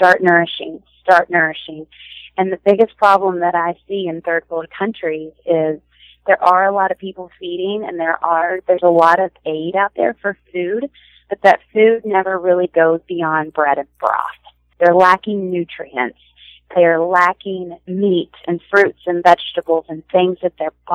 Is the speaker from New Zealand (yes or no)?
no; Louisville, Kentucky, United States; now in Lexington, United States; I grew up in Louisville, Kentucky, not too far from where I am